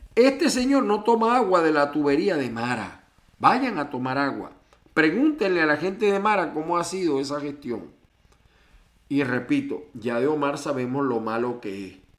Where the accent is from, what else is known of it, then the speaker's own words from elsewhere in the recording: Venezuela; now in United States; mi pueblo venezolano